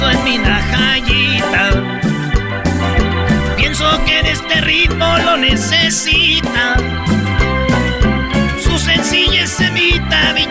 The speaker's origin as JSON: {"language": "Spanish", "region": "Michoacán", "country": "Mexico", "said": "soy, de soy de Michoacán, Choco"}